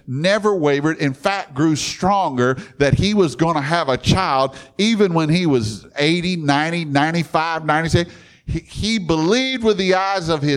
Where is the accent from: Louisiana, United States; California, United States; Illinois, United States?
Louisiana, United States; Baton Rouge; I grew up in Baton Rouge with LSU